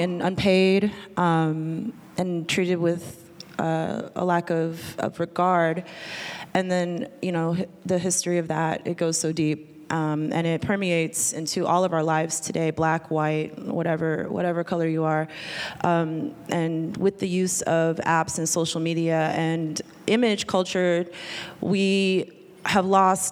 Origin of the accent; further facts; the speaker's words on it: Anchorage, Alaska, United States; I'm from Anchorage, Alaska